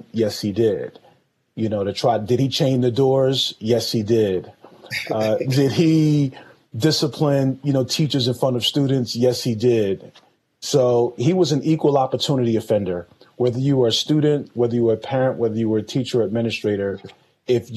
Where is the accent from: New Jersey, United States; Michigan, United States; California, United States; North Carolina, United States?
New Jersey, United States; Paterson; I'm from Paterson, New Jersey, born and raised there